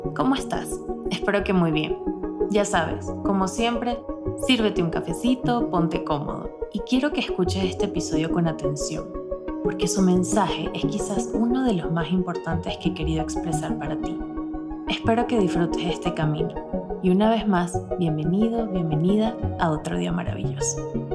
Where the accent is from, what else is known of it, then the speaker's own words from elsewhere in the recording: Barquisimeto, Lara, Venezuela; moved away as an adult; now in Mexico; Desde que tenía 4 años estudiaba en el mismo colegio de mi ciudad natal, Barquisimeto